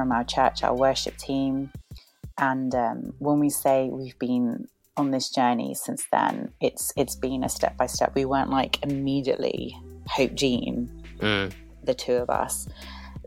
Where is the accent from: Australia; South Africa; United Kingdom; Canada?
United Kingdom; We're British, very proud